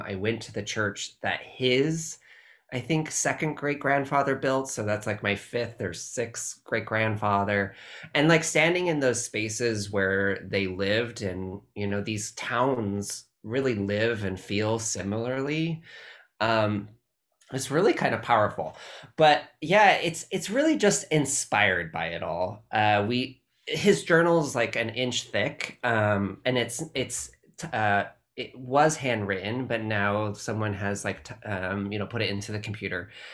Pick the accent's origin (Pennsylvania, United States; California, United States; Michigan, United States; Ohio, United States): California, United States; I'm very Californian